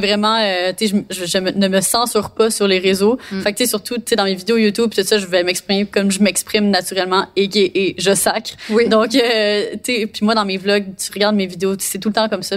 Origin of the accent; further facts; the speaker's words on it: Montreal, Quebec, Canada; j'ai fait toutes mes études à Montréal, puis là j'habite à Montréal.